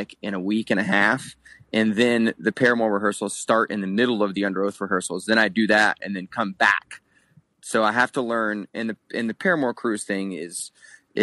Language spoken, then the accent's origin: English; Florida, United States; moved away as an adult; now in Salt Lake City, United States; growing up in where we grew up in Florida, Steven and I grew up in the same area